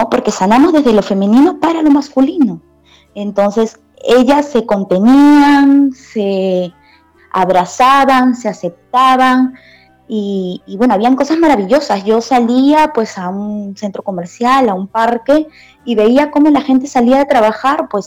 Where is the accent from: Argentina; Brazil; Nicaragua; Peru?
Peru; moved away as an adult; also born or lived in China